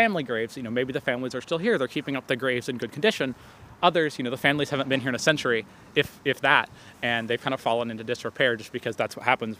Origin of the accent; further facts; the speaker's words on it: Southern West Virginia, United States; moved away as an adult; now in Princeton, United States; I'm 19. I'm a sophomore at Princeton, currently deciding between history and politics for my concentration. I'm originally from Southern West Virginia.